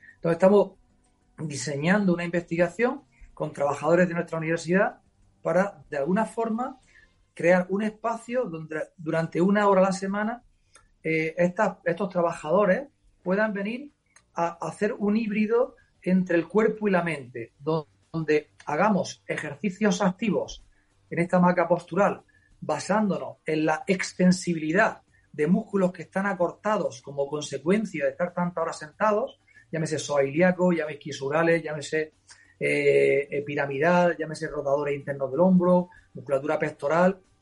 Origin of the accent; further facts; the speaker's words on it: Almería, Andalusia, Spain; also born or lived in Madrid; ya hice las oposiciones de secundaria en Andalucía, en mi tierra, eh, la probé en Huelva, me vine a Almería, a mi ciudad